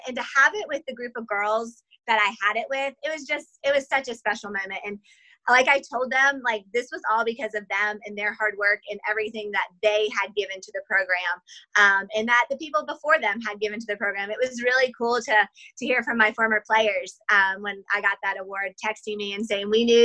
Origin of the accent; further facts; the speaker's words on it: Spartanburg, South Carolina, United States; I grew up here in Spartanburg, and so this is home to me